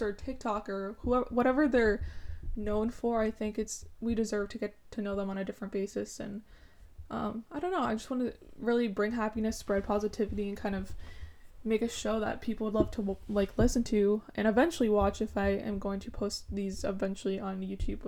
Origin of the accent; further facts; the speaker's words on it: Madison, Connecticut, United States; I'm from Madison, Connecticut, and I'm currently a college student